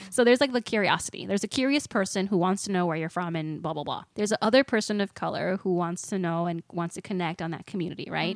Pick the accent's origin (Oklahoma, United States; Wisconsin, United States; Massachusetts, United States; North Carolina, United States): Wisconsin, United States; Walworth County; I grew up in Wisconsin, like in Walworth County